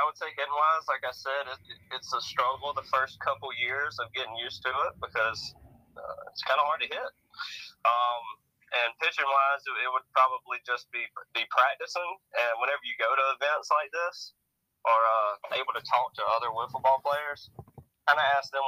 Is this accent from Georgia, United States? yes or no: yes; Savannah, Georgia, United States; I am from Savannah, Georgia.